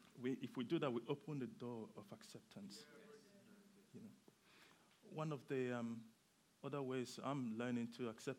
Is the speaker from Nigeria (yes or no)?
yes; Nigeria; now in Bedford, United Kingdom; I am Nigerian, and I moved to the UK for the weather.